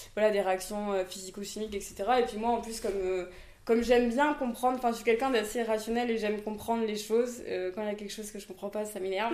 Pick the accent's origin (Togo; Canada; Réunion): Réunion; Saint-Pierre; moved away; also born or lived in Toulouse, France; Je suis née en métropole, à Toulouse. Et je suis venue habiter à La Réunion, j'avais 8 ans. Avec ma mère et ma sœur. Et euh, bah, du coup, j'ai grandi à Terre Sainte euh, jusqu'à mes 22 ans.